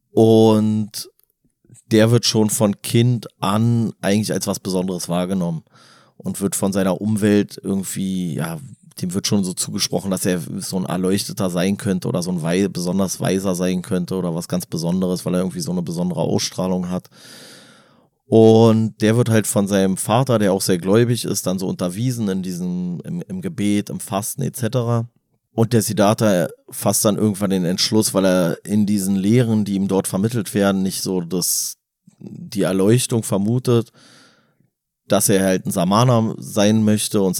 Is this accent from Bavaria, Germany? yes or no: no; Berlin, Germany; wir als Berliner haben eine andere Definition von Stadt.